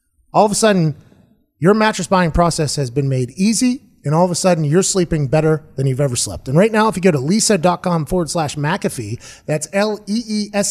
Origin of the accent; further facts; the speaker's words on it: Pittsburgh, Pennsylvania, United States; I'm from Pittsburgh.